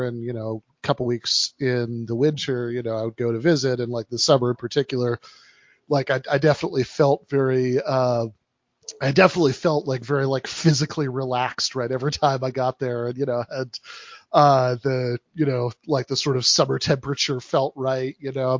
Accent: East Lansing, Michigan, United States; What do I love about it? I mean, I do like it. Like I used to, you know, my parents no longer live there.

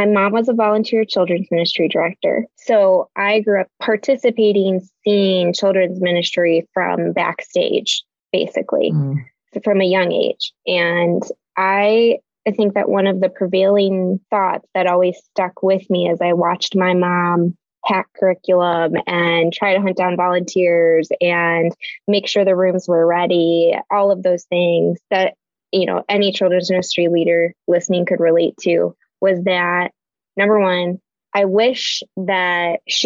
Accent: Chicago, Illinois, United States; we're born and raised in the Chicago area. So that's where we're based

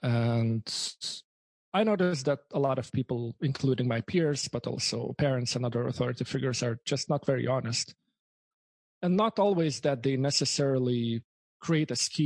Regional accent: Lithuania; first language Lithuanian; English is a second language; moved away as an adult; also born or lived in Canada; I'm from Lithuania. You can hear the accent, but I'm from Lithuania.

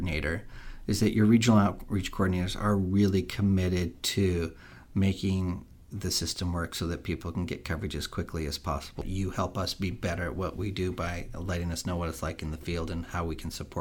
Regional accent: Eastern Oregon, United States; I grew up in Eastern Oregon

